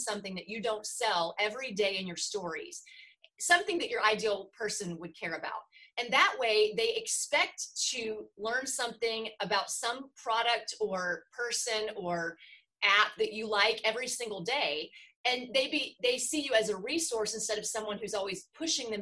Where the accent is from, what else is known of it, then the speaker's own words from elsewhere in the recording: the South, United States; I'm from the South